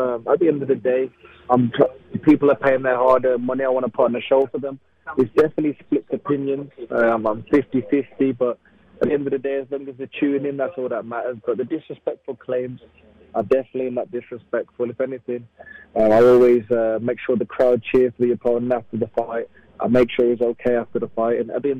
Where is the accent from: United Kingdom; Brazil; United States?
United Kingdom; Wolverhampton, West Midlands; Yeah, I'm a Wolves fan. It's my hometown.